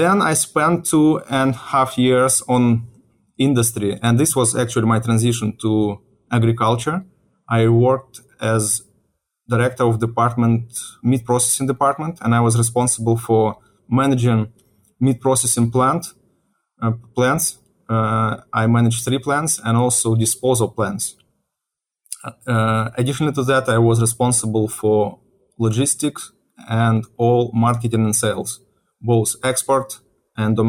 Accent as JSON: {"language": "English", "country": "Ukraine", "tie": "born or raised there", "also_born_or_lived": "Russia", "moved": "as an adult", "lives_now": "United States", "said": "I was born in Ukraine and I was living in Ukraine, I think till age of 28 years"}